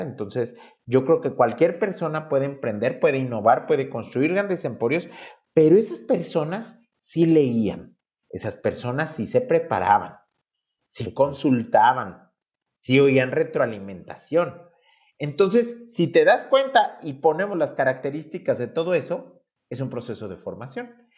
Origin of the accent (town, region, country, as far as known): Mexico